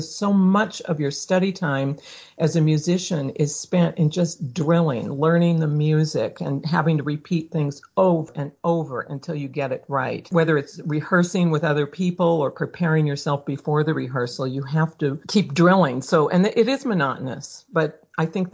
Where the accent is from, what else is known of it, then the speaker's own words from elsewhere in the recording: Omaha, Nebraska, United States; moved away as an adult; also born or lived in St. Louis, Missouri; now in Catskills, United States; I was born in Omaha, went from there to college in St. Louis at Washington University